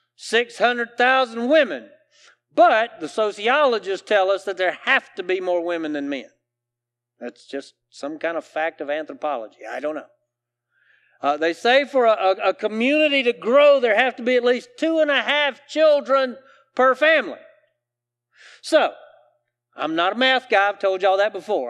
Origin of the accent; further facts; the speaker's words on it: South Carolina, United States; I grew up here in the South, in South Carolina